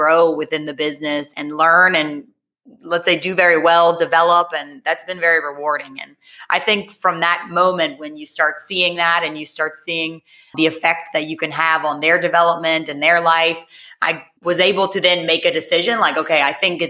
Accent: New Orleans, Louisiana, United States; accent: American; moved away as an adult; now in Barcelona, Spain; I'm American. I'm from New Orleans, but I went to study abroad when I was 20

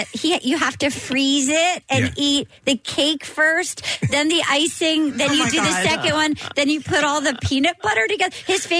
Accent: Little Compton, Rhode Island, United States; now in New York, United States; I grew up in Rhode Island.

